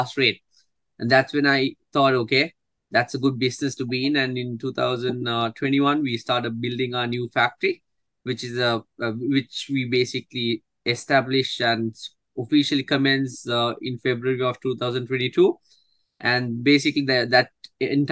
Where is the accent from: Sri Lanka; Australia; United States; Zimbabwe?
Sri Lanka; growing up in Sri Lanka